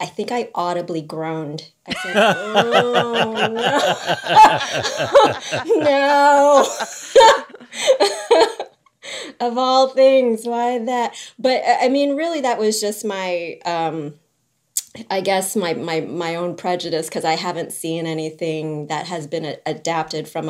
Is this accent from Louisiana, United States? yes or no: yes; New Orleans, Louisiana, United States; I grew up in New Orleans